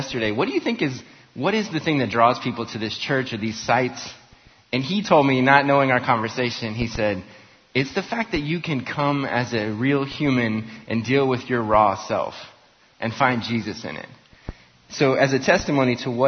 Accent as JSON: {"language": "English", "town": "Las Vegas", "region": "Nevada", "country": "United States", "tie": "born or raised there", "moved": "yes", "lives_now": "Tulsa, United States", "said": "I grew up in Las Vegas. I live in Tulsa"}